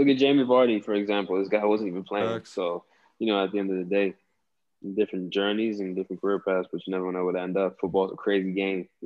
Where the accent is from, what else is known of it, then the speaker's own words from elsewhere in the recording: Delaware, United States; also born or lived in Bronx, New York; I grew up in Delaware